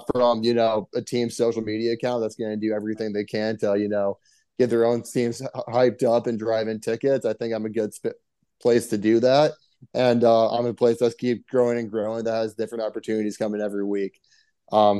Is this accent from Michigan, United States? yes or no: yes; Lansing, Michigan, United States; moved away as an adult; also born or lived in Washington State; now in Chicago, United States; I grew up in Lansing, Michigan